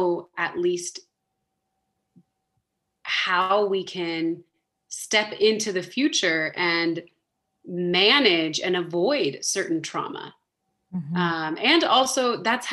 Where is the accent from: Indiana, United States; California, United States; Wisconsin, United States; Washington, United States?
California, United States; Southern; moved away as an adult; now in Switzerland; I'm from Southern California, born and raised, first generation on my dad's side, second generation on my mom's side.